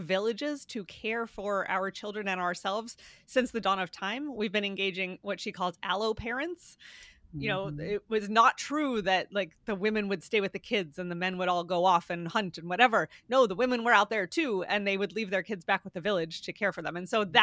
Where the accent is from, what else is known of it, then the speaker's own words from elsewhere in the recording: Pennsylvania, United States; I'm from Pennsylvania